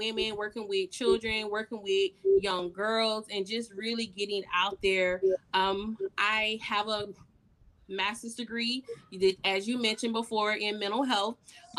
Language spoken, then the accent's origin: English; Orangeburg, South Carolina, United States; And as you mentioned, I am from Orangeburg, South Carolina.